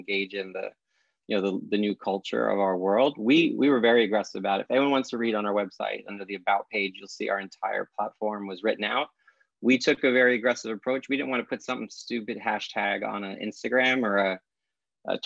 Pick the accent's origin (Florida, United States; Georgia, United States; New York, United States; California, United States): New York, United States; New York City; I grew up in Brooklyn